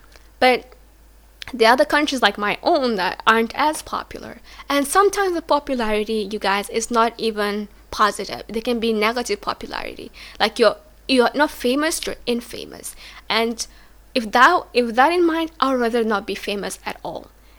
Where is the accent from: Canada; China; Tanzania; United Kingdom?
Tanzania; My African mind cannot comprehend. My Tanzanian mind cannot comprehend.